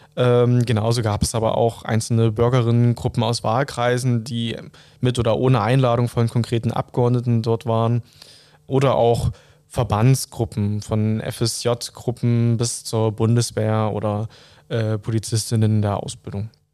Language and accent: German; Saxony, Germany; In meiner Jugend war ich im Kreisschülerrat und im Landesschülerrat Sachsen tätig